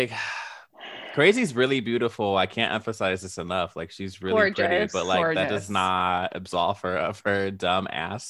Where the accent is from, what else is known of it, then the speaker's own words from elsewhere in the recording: Illinois, United States; also born or lived in Long Beach, California; I was raised in Illinois, but I was born in Long Beach.